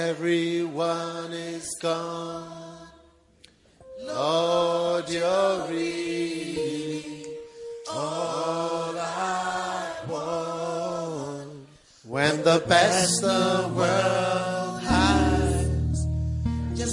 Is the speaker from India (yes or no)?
no; Ghana; moved away as an adult; now in London, United Kingdom; But as soon as I was born, I was taken to Ghana. And I've been there all my life.